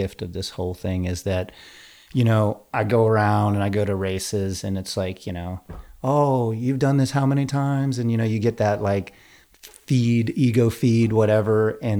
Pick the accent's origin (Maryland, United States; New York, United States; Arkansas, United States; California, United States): New York, United States; I am an Irish kid from New York